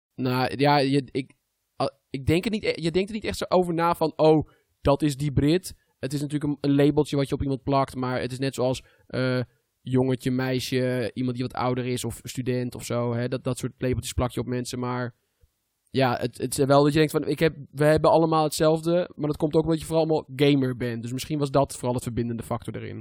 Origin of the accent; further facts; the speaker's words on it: Netherlands; ik ben Nederlander